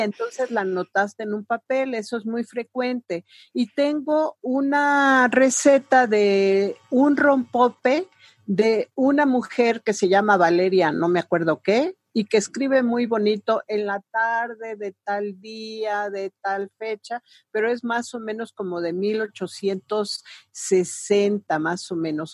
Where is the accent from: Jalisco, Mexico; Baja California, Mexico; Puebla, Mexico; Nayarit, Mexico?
Puebla, Mexico; mujer poblana que viene de una familia